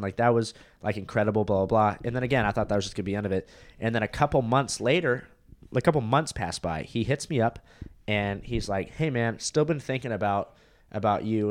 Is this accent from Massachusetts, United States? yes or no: no; Huntington Beach, California, United States; moved away as an adult; now in Austin, United States; That's where I was born, lived there for three years, and then I moved to California